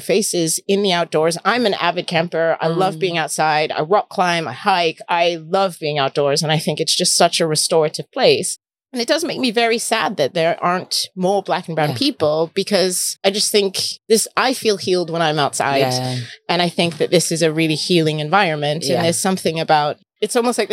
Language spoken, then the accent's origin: English; United States; now in United Kingdom; as an American living in the UK